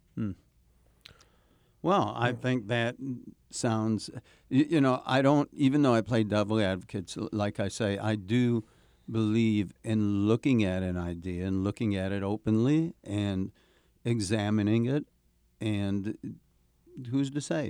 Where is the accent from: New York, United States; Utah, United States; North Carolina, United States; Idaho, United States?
New York, United States; New York City; as a New Yorker